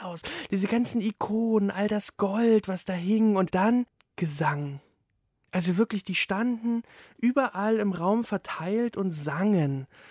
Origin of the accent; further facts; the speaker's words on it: East Germany, Germany; ich bin ja ohne Religion aufgewachsen, so als Ossi